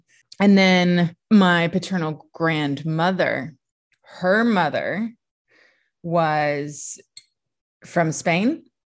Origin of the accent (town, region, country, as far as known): Loretto, Tennessee, United States